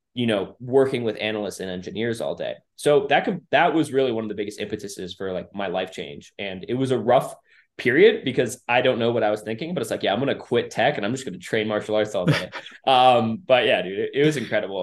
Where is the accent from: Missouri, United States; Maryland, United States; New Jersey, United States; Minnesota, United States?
Minnesota, United States; growing up in Minnesota